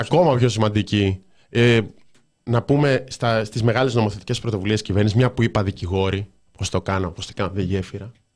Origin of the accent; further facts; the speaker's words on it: Thessaloniki, Central Macedonia, Greece; την πόλη μου, τη Θεσσαλονίκη μου